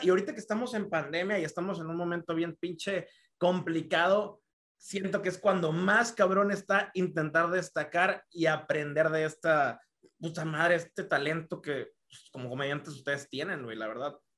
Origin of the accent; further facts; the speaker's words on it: Tabasco, Mexico; now in Yucatán, Mexico; vivimos aquí en Yucatán, güey. De que yo soy tabasqueño